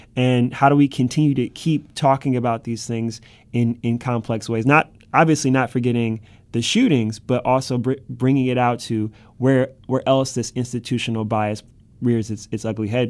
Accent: Cleveland, Ohio, United States; moved away as an adult; now in New York City, United States; this is my hometown this is my backyard

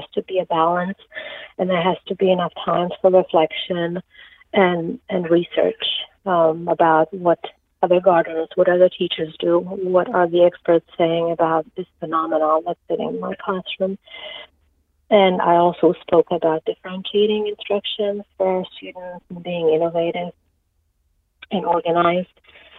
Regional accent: Czechia; English is a second language; now in United States; So I grew up in Czechoslovakia, and we had to do a lot of gardening because of the lack of food in the stores.

